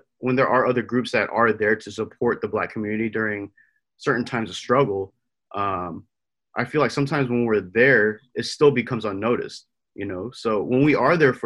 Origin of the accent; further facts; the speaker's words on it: Atlanta, Georgia, United States; I grew up in Atlanta for my entire life